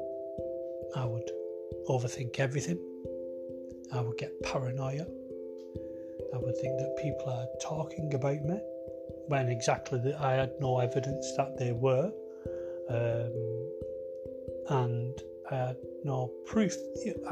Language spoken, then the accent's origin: English; Wigan, North West England, United Kingdom; I'm from Wigan